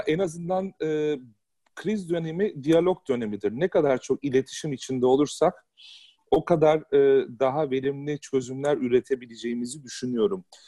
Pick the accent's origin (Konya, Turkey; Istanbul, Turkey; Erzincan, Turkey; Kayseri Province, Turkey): Istanbul, Turkey; now in Hamburg, Germany; ben İstanbul'da büyüdüm.